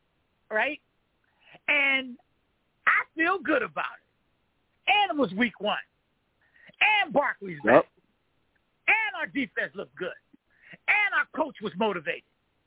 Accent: New York City, New York, United States; I'm from New York City

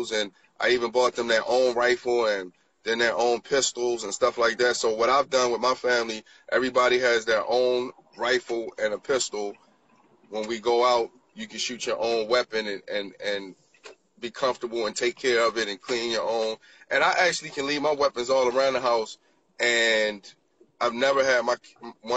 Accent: Baltimore, Maryland, United States; growing up in Baltimore, you know, in the inner cities

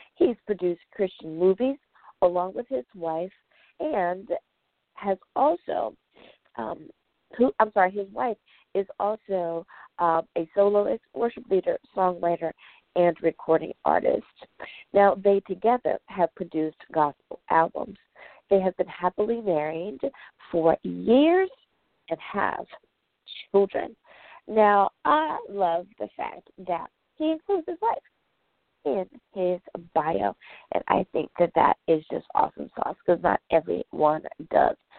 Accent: United States; the good old U.S. of A, my home country

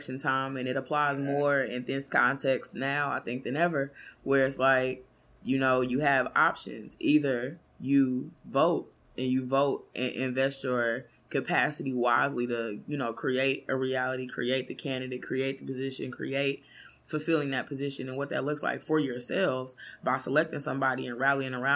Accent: Kansas City, United States; I grew up in Killer City.

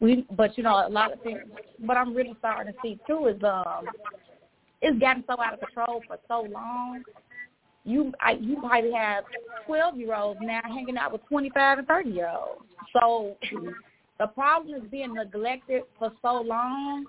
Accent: Chicago, Illinois, United States; now in Miami, United States; I am from Chicago, Illinois. I currently live in Miami, Florida.

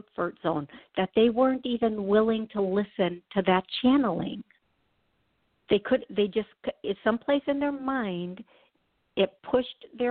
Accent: Wisconsin, United States; I'm from Wisconsin.

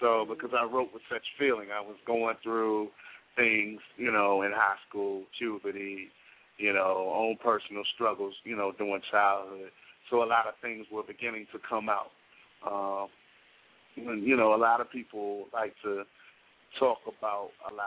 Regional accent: Richmond, Virginia, United States; moved away as an adult; now in Washington, D.C., United States; I was born and raised in Richmond, Virginia.

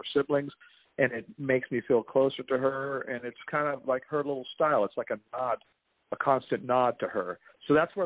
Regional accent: Compton, California, United States; moved away; also born or lived in Oregon; we grew up in Compton in poverty.

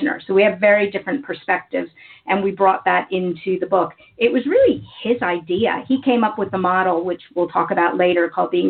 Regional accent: United States; accent: American; moved away as an adult; now in United Kingdom; You can probably tell by my accent that I am American

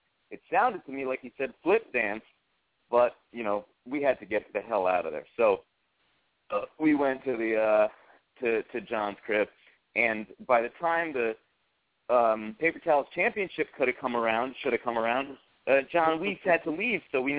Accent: New Haven, Connecticut, United States; New Haven, my hometown

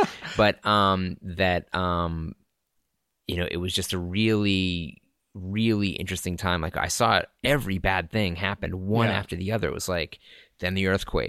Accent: Lynn, Massachusetts, United States; That's kind of like the city I grew up in north of Boston, Lynn, Massachusetts.

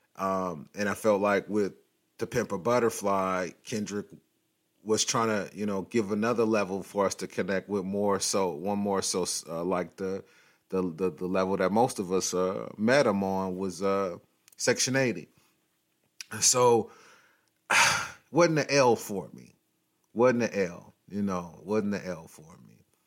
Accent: Long Beach, California, United States; I'm from Long Beach, but I'm from, you know, California, and I've lived here all my life

